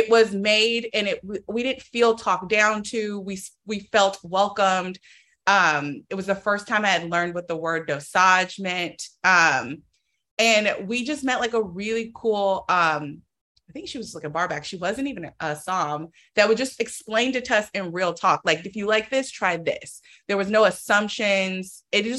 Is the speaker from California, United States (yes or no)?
yes; Oakland, California, United States; I'm from Oakland, so I'm from the Bay Area.